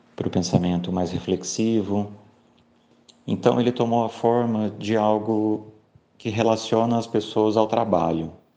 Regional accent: São José do Rio Preto, São Paulo, Brazil; moved away as an adult; now in Londrina, Brazil; eu sou de São José do Rio Preto, em São Paulo, mas moro em Londrina desde 2007

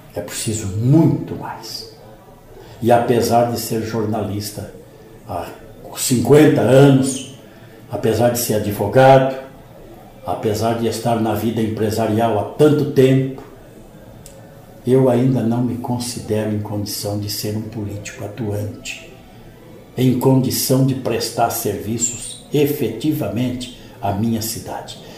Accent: Paraguaçu Paulista, São Paulo, Brazil; accent: caipira; now in Londrina, Brazil; sou natural de uma cidade aqui da Alta Sorocabana. Eu me orgulho muito de dizer que sou caipira da Alta Sorocabana. Eu sou de uma pequena cidade chamada Paraguaçu Paulista.

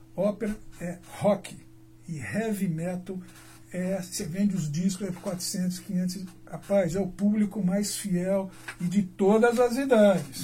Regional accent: Londrina, Paraná, Brazil; also born or lived in Alvorada do Sul, Paraná; nasci na Arvorada do Sul, tá? mas a minha cidade é Londrina

